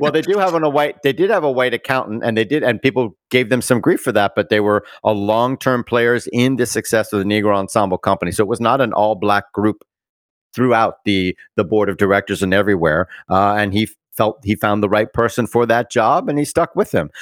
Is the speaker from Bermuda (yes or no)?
yes; Bermuda; I'm from Bermuda, That's where I was born.